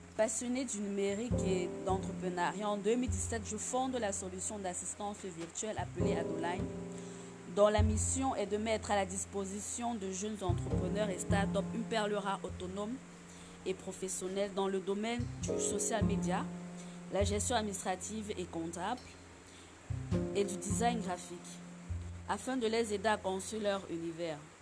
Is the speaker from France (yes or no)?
no; Cameroon; réside au Cameroun, mon pays d'origine